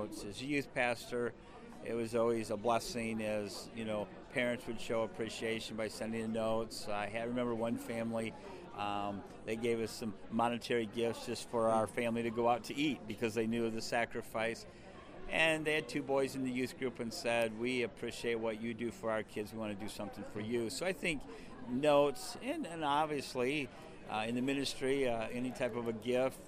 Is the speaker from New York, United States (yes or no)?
no; Michigan, United States; moved away as an adult; also born or lived in Watertown, Wisconsin / northern Wisconsin; now in Wisconsin, United States; I grew up in Michigan.